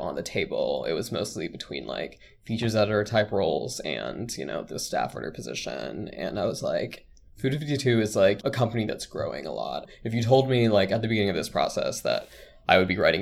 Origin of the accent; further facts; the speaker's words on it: suburban New Jersey, United States; first language Bengali; English is a second language; I grew up in suburban New Jersey.